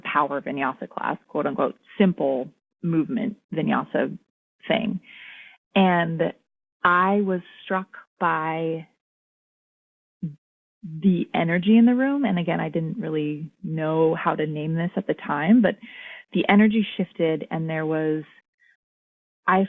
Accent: Anchorage, Alaska, United States; moved away as an adult; also born or lived in Portland; I'm from Alaska, which is a big part of my identity as well. I was born and raised there in Anchorage

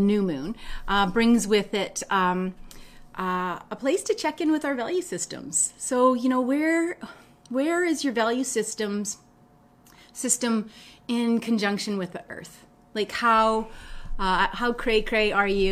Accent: Winnipeg, Manitoba, Canada; I grew up in Winnipeg.

